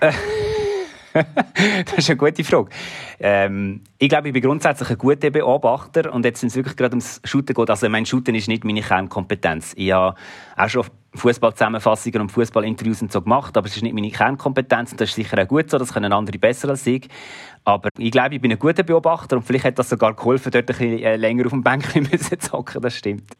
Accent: Switzerland; Basel ist so ein bisschen wie meine Heimatstadt

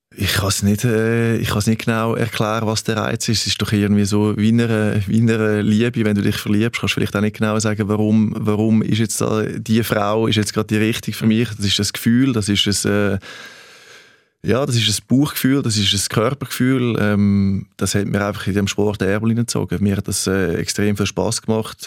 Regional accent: Switzerland; moved away as an adult; also born or lived in Germany / Denmark; ich bin Schweizer. Ich bin bescheiden aufgewachsen

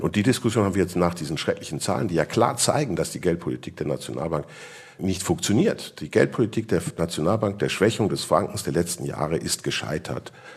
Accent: Switzerland; bei uns in der Schweiz

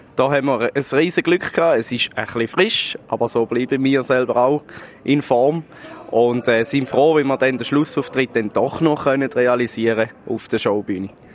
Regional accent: south of Bronschhofen, Thurgau, Switzerland; Bin hier aufgewachsen

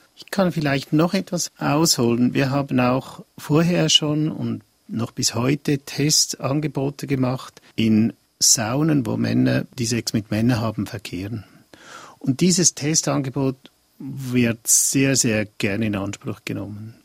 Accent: Switzerland; bei uns in der Schweiz

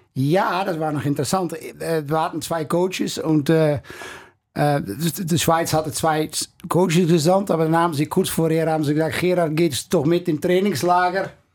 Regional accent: Netherlands; German is a second language; moved away; also born or lived in Curaçao; Ich kam da natürlich als Holländer

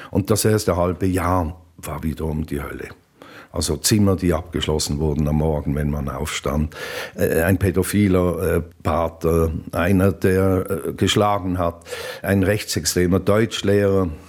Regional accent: Basel, Basel-Stadt, Switzerland; also born or lived in Zürich; Ja, die ersten Erinnerungen sind an einen äh, Umzugswagen von Zürich nach Basel. Das ist ja mein Geheimnis, dass ich in Zürich auf die Welt kam. Aber ich kann mich eigentlich nur an den Umzugswagen erinnern nach Basel.

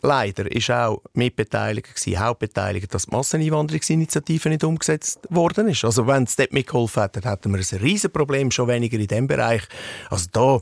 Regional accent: Central Switzerland, Switzerland; bei uns in der Innerschweiz

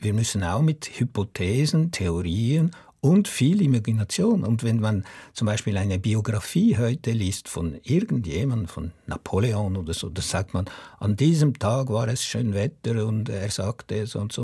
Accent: Switzerland; als Schweizer Autor

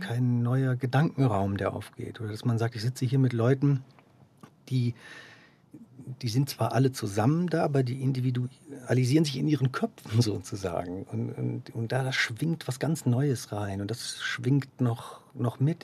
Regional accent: Dortmund, North Rhine-Westphalia, Germany; now in Zurich, Switzerland; Ich bin in Dortmund geboren und aufgewachsen.

